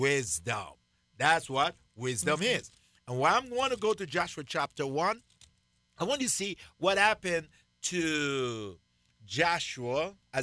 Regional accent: Jamaica; growing up in Jamaica, when I was a kid, I got to go cut firewood because we had to cook outside

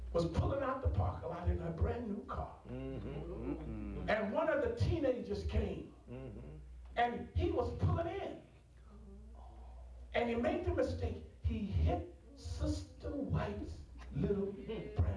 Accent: Dayton, Ohio, United States; I grew up in Ohio, Dayton, Ohio

